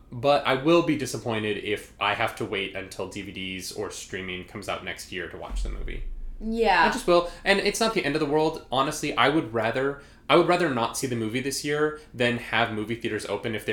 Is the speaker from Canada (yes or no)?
yes; Canada; We're Canadian.